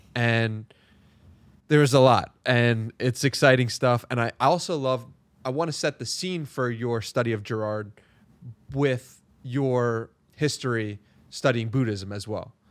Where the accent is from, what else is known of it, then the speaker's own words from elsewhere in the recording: New York, United States; also born or lived in San Diego; I was raised in New York, which is very similar to the hustle culture of the world